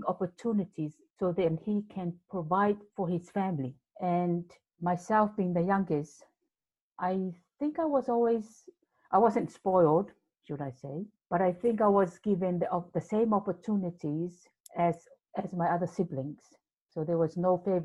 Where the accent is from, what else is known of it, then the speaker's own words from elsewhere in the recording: Samoa; now in New Zealand; growing up in the islands, and I was born in Samoa, and being the youngest of seven children